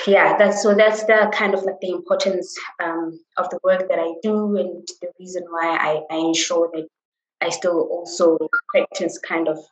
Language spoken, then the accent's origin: English; Johannesburg, Gauteng, South Africa; I grew up in Soweto